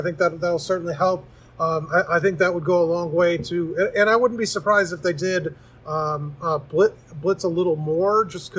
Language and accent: English; Chicago, Illinois, United States; Growing up in Chicago